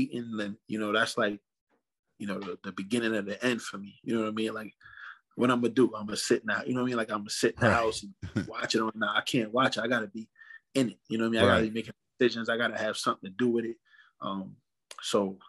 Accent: New York City, New York, United States; moved away as an adult; also born or lived in Bronx, New York; now in Springfield, United States; grew up, was raised out in Brooklyn, New York. Was actually born in the Bronx. Moved to Brooklyn, New York when my parents separated.

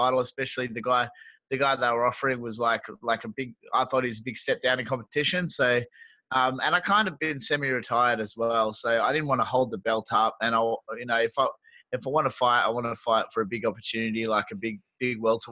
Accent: Perth, Western Australia, Australia; They had the first UFC in Perth in my hometown this year

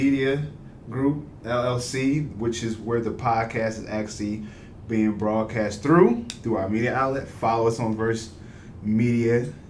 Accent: Delaware, United States; also born or lived in Philadelphia, Pennsylvania / Niagara Falls, New York; I'm from Delaware. I've actually was born in Philly. Lived there for about 2 years. That's why I never say I'm from Philly.

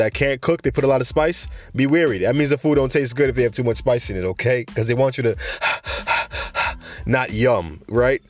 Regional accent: New York City, New York, United States; now in Florida, United States; I'm from the Bronx

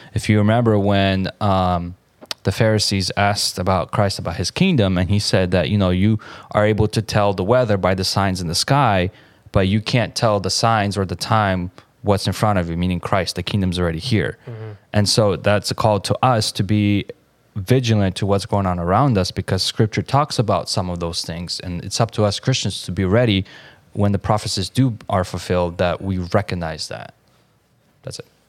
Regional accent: Kharkiv, Kharkiv Oblast, Ukraine; moved away; the church that I used to go to in Ukraine growing up in Kharkiv

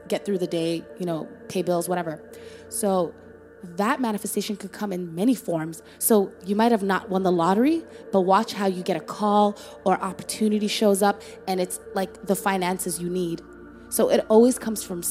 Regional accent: Toronto, Ontario, Canada; also born or lived in Somalia; we're former refugees from Somalia, you know, grew up in Toronto, Canada

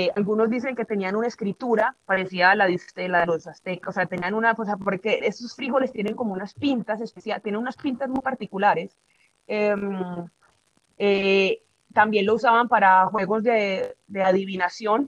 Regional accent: Antioquia, Colombia; aquí en Antioquia, de donde soy

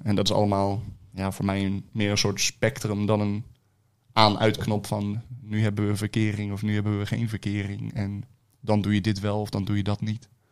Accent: Rotterdam, South Holland, Netherlands; also born or lived in Delft; Rotterdam. Rotterdam. Rotterdam. Drie jaar in Delft gewoond en voor de rest altijd, eh, altijd in Rotterdam.

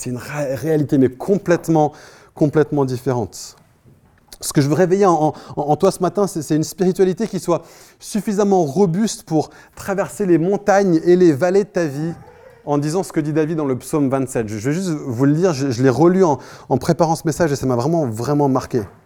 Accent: France; now in Paris, France; en tant que Français

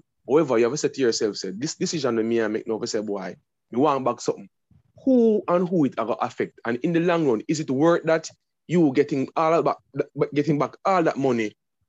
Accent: Jamaica; we as Jamaican men

